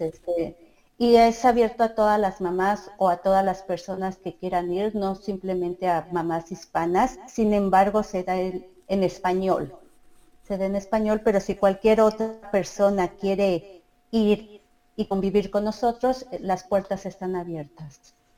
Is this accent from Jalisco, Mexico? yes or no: no; Mexico City, Mexico; moved away as an adult; also born or lived in Coacalco, State of Mexico / Ecatepec, State of Mexico; now in Toronto, Canada; yo nací por lo que es el mercado de Jamaica, por ahí nací. Em, mis papás después se fueron a vivir al Estado de México, lo que es lo que es Coacalco, y después me fui a vivir a Ecatepec, pero cuando viví en Ecatepec estudié y trabajé en la Ciudad de México